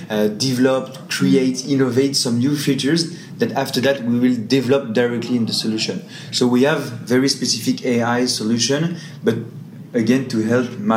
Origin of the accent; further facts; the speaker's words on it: Australia; and we want to support them from Singapore because obviously I'm from Australia.